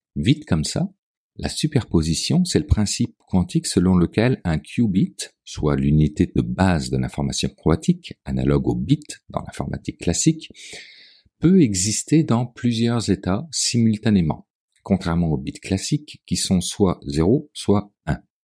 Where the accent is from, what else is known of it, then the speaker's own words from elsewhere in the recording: Quebec, Canada; Chez nous, au Québec